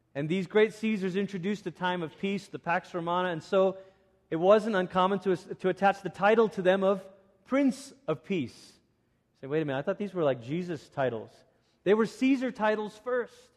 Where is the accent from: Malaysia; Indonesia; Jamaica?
Malaysia; moved away; growing up in Malaysia, I was part of one of those youth groups